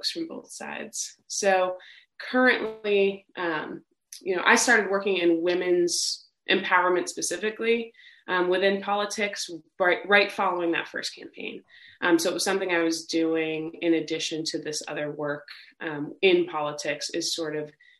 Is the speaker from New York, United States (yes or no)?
yes; New York, United States; growing up in New York State at the time I was in high school